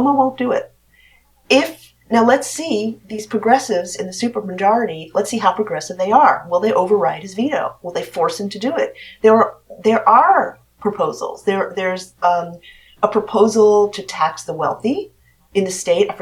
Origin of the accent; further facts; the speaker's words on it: New York City, New York, United States; I was in Lower Washington Heights, almost on the border of West Harlem, 157